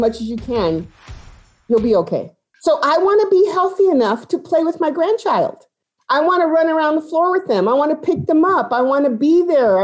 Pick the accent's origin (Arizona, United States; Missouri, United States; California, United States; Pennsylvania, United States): California, United States; Los Angeles; I was born and raised in East